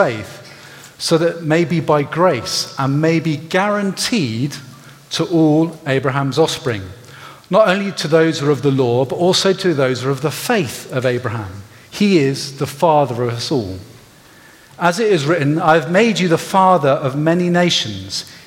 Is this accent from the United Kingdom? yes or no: yes; Gloucestershire, South West England, United Kingdom; I grew up in Gloucestershire.